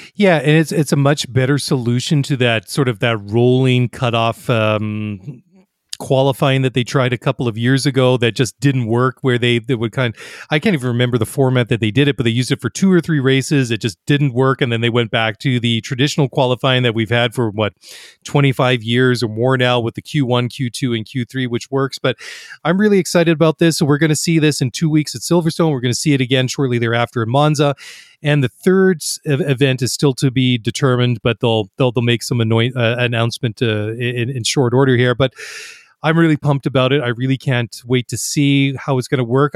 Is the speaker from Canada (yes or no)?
yes; Canada; being Canadian and identifying with a lot of the winter sports